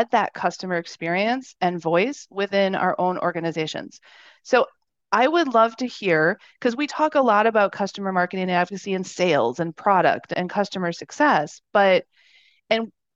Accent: Wisconsin, United States; moved away; I'm a Midwestern girl. So, and I'm from Wisconsin originally.

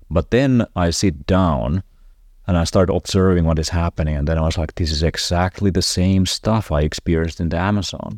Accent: Finland; I'm from Finland

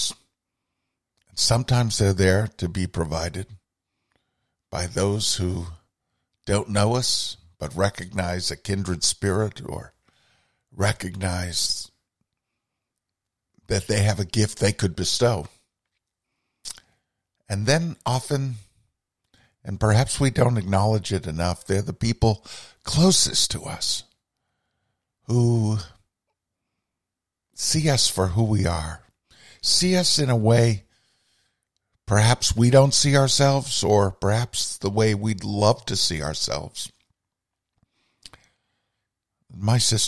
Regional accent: Burlington, Vermont, United States; the foot of our street where we grew up in Burlington, Vermont, Adsit Court

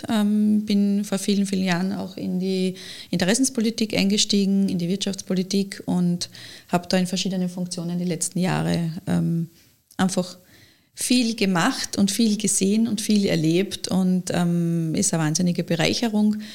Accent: Lower Austria, Austria; ich bin ja keine gebürtige Kärntnerin, ich bin ja in mhm. Niederösterreich geboren

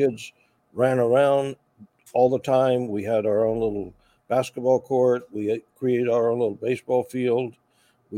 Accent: Charleston, South Carolina, United States; now in Audubon, Pennsylvania, United States; I'm originally from Charleston, South Carolina.

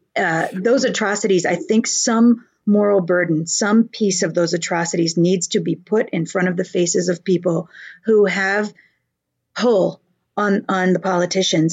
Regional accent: United States; We are blessed to be living in this nation

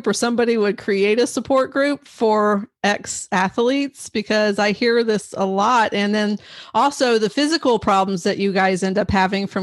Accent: Tampa, Florida, United States; Florida girl here

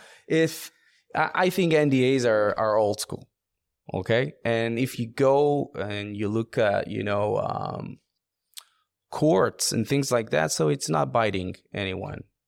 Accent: Israel; I'm from Israel

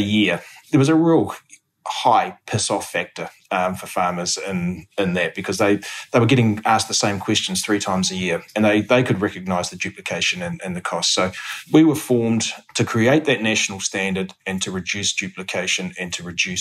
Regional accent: Hawke's Bay, New Zealand; I grew up in Hawke's Bay, grew up on a family farm and went to Massey University.

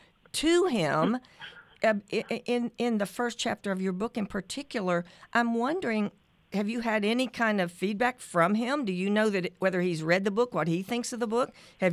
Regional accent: Appalachia, United States; I'm from Appalachia

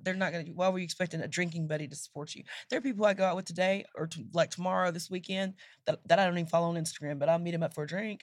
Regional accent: Nacogdoches, Texas, United States; I grew up in Nacogdoches, Texas

